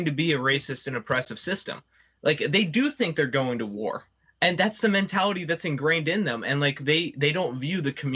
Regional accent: Ohio, United States; I'm from Ohio where it's decriminalized

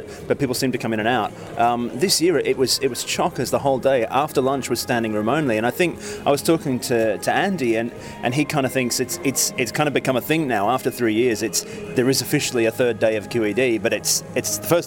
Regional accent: Melbourne, Victoria, Australia; moved away as an adult; also born or lived in London; now in United Kingdom; an Aussie. I'm a Melbourne boy originally. But yeah, now I live in the UK

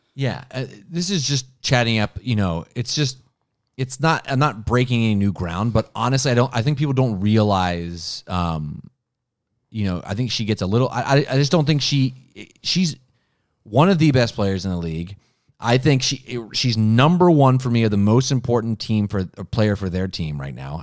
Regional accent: Columbus, Ohio, United States; I'm from Columbus

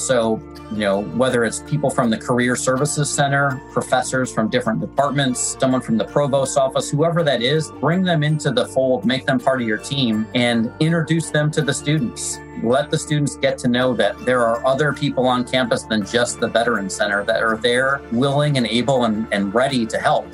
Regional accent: Michigan, United States; I'm from Michigan, so Fort Hood, Texas was always hot

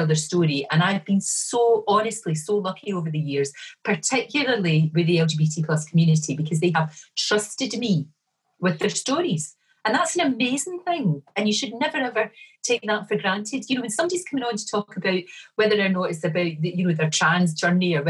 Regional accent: Glasgow, Scotland, United Kingdom; also born or lived in Bridgeton / East Kilbride; I was brought up in the Gorbals in the east end of Glasgow

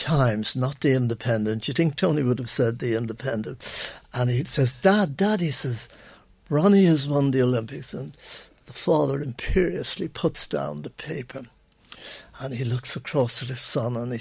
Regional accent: Ireland; I'm an Irishman

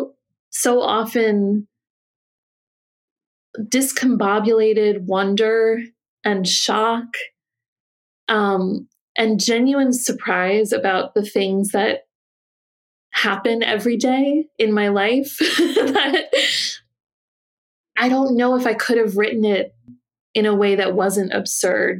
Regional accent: New Jersey, United States; I grew up in New Jersey

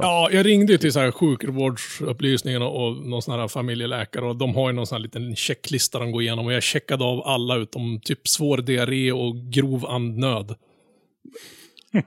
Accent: Norrland, Sweden; jag är norrlänning då. Jag utger mig för att vara norrlänning

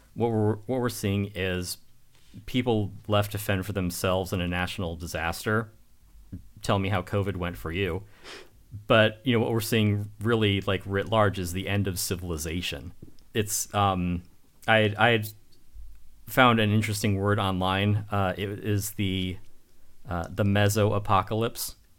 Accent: United States; I'm an American

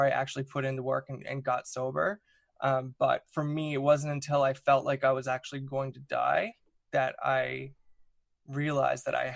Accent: Newfoundland and Labrador, Canada; I'm from Newfoundland. I grew up in Newfoundland, which is on the east coast of Canada.

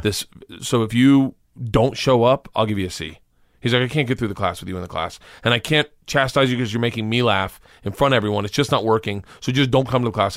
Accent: Florida, United States; I grew up in Florida

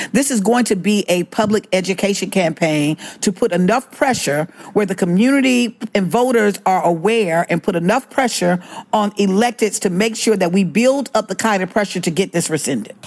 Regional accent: Alabama, United States; I grew up in Alabama

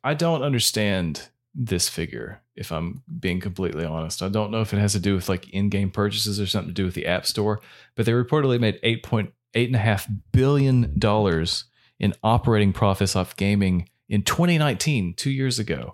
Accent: United States; we're American

